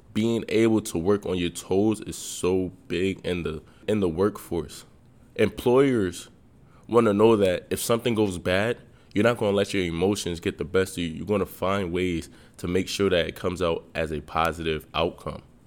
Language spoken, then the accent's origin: English; Nigeria; I'm Nigerian